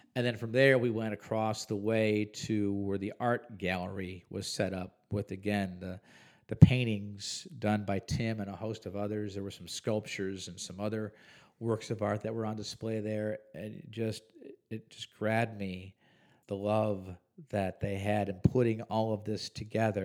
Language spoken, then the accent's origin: English; Huntley, Illinois, United States; now in Visalia, United States; two or three hours outside of Chicago, well beyond even what you would consider the suburbs of Chicago. In McHenry County, in the village of Huntley